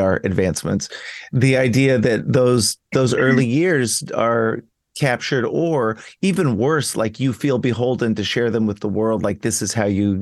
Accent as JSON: {"language": "English", "town": "Dallas", "region": "Texas", "country": "United States", "tie": "born or raised there", "said": "I grew up in the South in Texas"}